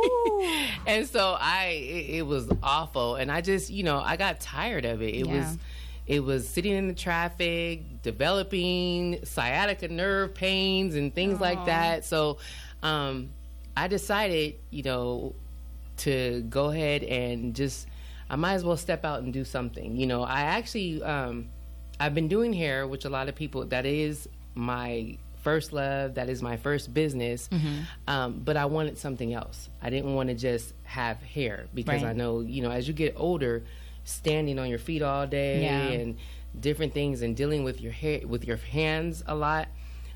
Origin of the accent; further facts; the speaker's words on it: Fontana, California, United States; I was raised in Fontana